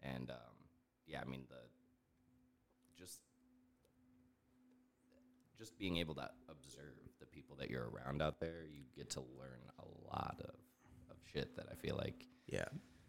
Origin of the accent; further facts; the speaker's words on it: Chicago suburbs, Illinois, United States; I was born in Chicago, and then first grade moved to the suburbs, and then I moved from one suburb to the next suburb in fourth grade